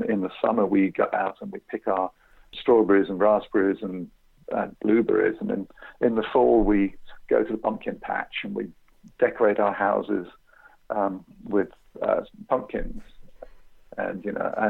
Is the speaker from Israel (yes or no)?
no; United Kingdom; moved away as an adult; also born or lived in England / Essex; now in United States; I'm from Britain, been living here in the United States for 17 or 18 years now